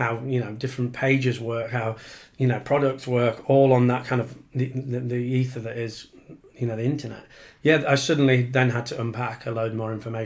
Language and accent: English; Yorkshire and the Humber, United Kingdom; moved away as an adult; now in Penge, London, United Kingdom; I'm from Yorkshire, as you might be able to hear, but I'm 11 years now a Pengeite